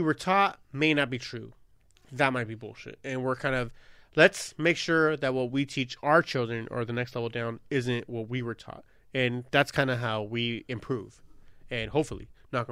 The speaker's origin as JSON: {"language": "English", "town": "Long Beach", "region": "California", "country": "United States", "tie": "born or raised there", "said": "a 13-year-old kid growing up in Long Beach"}